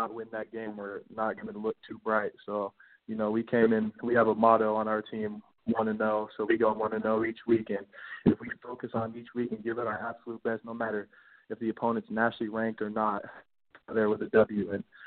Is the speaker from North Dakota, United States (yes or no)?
no; Washington, United States; also born or lived in Mukilteo, Washington; I'm native from Washington